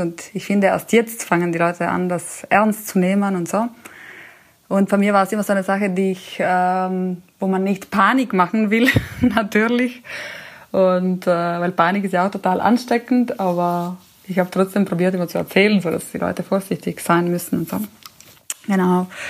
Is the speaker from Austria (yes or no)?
no; Italy; also born or lived in Germany; now in Munich, Germany; als Italienerin, ich bin ja hier in Deutschland, ist ja mein Hauptwohnsitz